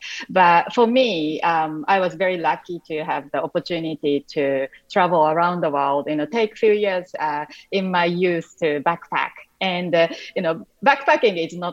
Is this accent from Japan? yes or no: yes; Japan; English is a second language; moved away; when I was even younger and growing up in Japan